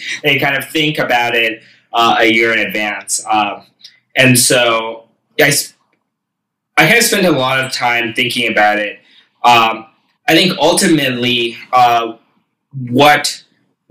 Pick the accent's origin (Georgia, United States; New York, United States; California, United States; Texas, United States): California, United States; Silicon Valley; also born or lived in Boston; I grew up in Silicon Valley